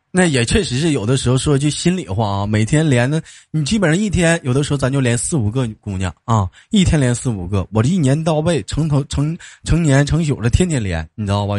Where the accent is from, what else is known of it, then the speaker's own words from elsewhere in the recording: Jilin, China; 我吉林的